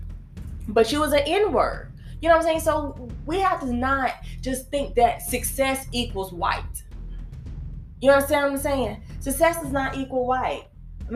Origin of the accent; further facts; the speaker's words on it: United States; also born or lived in Greenville; I grew up in Dalton Village